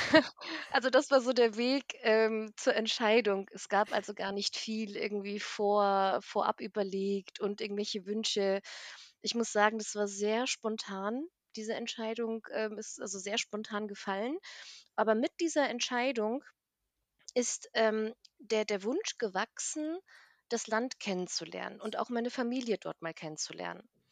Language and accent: German; Bassum, Lower Saxony, Germany; also born or lived in Armenia / East Germany; bin dann nach Norddeutschland gezogen und dort bin ich auch aufgewachsen, eigentlich in einem ganz süßen kleinen, ähm, Städtchen namens Bassum